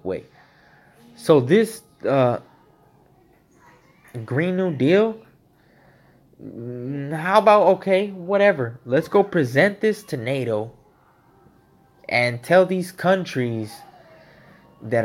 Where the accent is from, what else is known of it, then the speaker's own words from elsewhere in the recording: United States; I'm an American. I'm an American citizen. Born of Mexican parents